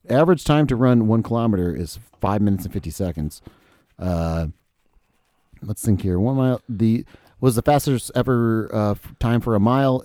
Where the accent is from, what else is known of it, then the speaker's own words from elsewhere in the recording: United States; I'm an American